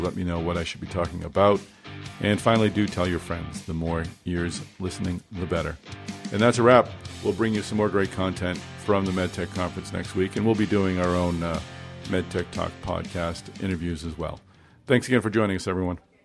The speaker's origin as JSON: {"language": "English", "region": "Massachusetts", "country": "United States", "said": "I'm from Massachusetts. I live in Boston"}